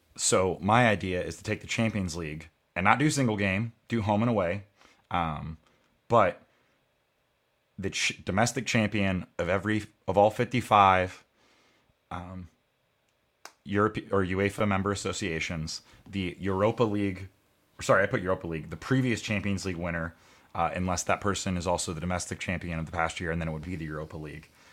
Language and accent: English; United States; as an American